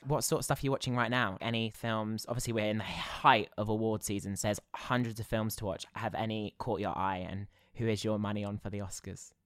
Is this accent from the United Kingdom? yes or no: yes; Basingstoke, South East England, United Kingdom; I grew up in Basingstoke